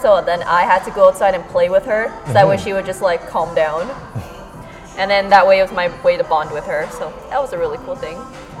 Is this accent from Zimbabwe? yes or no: no; Canada; I'm Canadian. I made it, guys.